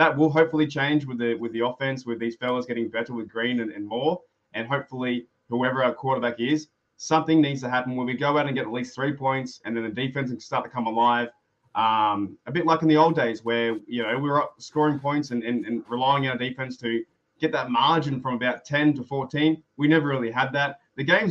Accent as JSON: {"language": "English", "country": "Australia", "said": "I'm Australian"}